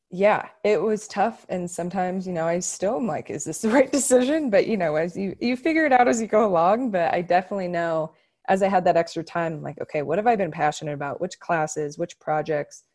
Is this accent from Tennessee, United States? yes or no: no; Omaha, Nebraska, United States; moved away as an adult; also born or lived in Denver; I'm from Omaha, Nebraska, and volleyball's really big there, and I had a really, really good club team